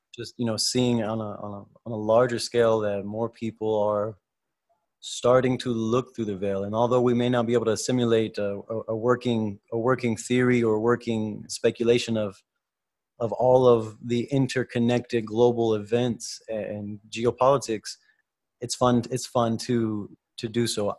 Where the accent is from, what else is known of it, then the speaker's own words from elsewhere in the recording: United States; We're both from the United States